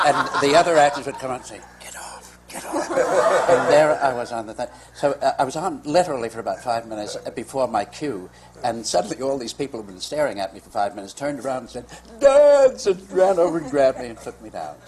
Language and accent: English; New York, United States; I grew up here in New York